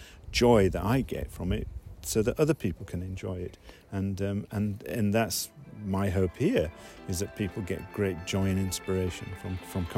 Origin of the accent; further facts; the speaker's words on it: Yorkshire and the Humber, United Kingdom; accent: flat A's; now in Sudbury, United Kingdom; I'm from Yorkshire originally, so I still, you know, have flat A's.